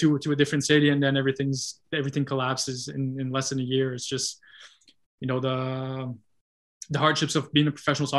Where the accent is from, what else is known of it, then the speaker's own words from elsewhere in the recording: Gatineau, Quebec, Canada; my hometown in Gatineau